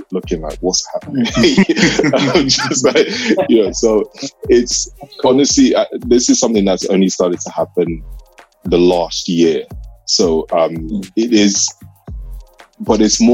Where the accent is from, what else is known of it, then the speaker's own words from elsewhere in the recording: Nigeria; I'm Nigerian.